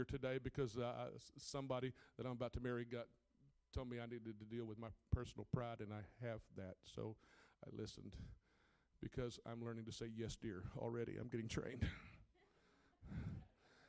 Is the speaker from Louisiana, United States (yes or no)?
yes; Catahoula Parish, Louisiana, United States; I grew up in Catahoula Parish, Louisiana, farm country